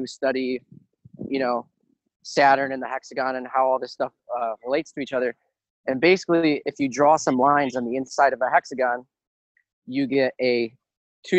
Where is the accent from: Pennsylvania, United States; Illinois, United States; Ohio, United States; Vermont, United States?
Ohio, United States; I live in Ohio